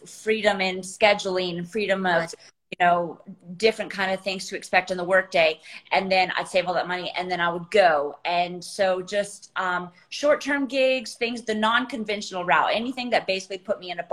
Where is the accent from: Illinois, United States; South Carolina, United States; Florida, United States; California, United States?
South Carolina, United States; I grew up in South Carolina in the States